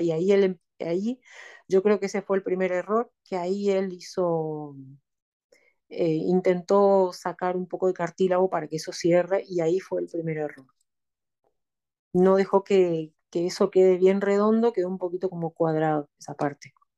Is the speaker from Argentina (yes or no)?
yes; Argentina; moved away as an adult; now in Nanterre, France; me fui de Argentina a Francia